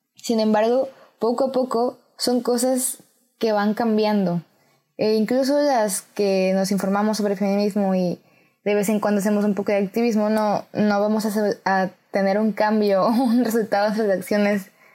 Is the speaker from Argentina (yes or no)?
no; Mexico; en mi país, México